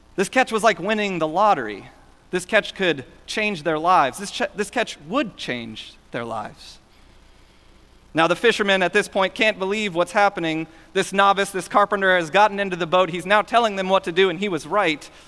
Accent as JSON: {"language": "English", "town": "Houston", "region": "Texas", "country": "United States", "tie": "born or raised there", "said": "Growing up in Houston"}